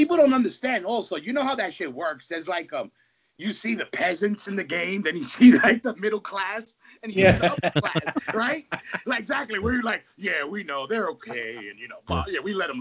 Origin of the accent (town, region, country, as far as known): New York City, New York, United States; born or raised there